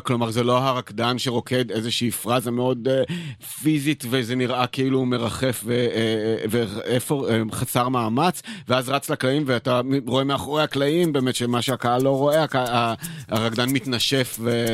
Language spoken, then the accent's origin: Hebrew; Israel; הבריחה שלי מהקיבוץ